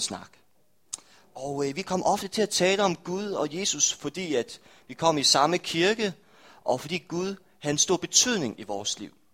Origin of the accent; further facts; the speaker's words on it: Rødding, Denmark; now in Aarhus, Denmark; kirken i Røding, hvor jeg er fra